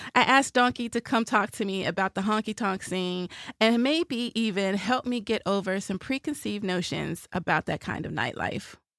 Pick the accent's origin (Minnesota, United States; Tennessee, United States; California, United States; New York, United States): Tennessee, United States; Nashville; moved away as an adult; you grow up in Music City